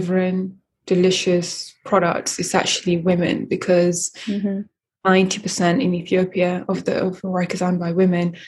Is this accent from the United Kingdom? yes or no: yes; London, United Kingdom; also born or lived in Eritrea / Sudan; I was born in Eritrea. I lived in Sudan for 9 years and then I grew up in London, Northwest London.